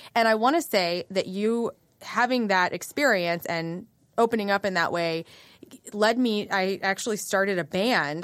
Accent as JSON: {"language": "English", "town": "West Frankfort", "region": "Illinois", "country": "United States", "tie": "born or raised there", "also_born_or_lived": "Carbondale, Illinois", "moved": "yes", "lives_now": "St. Louis, United States"}